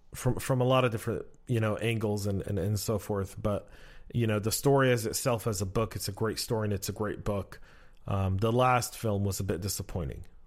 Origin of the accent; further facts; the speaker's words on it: Georgia, United States; we're both from Georgia